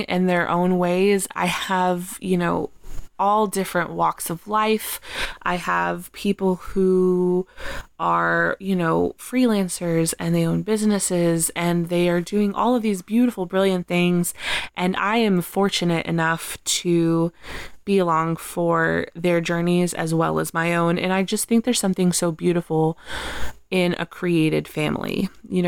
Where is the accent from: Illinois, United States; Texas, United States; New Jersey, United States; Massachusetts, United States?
Texas, United States; now in New York, United States; after I moved away from Texas and I moved to New York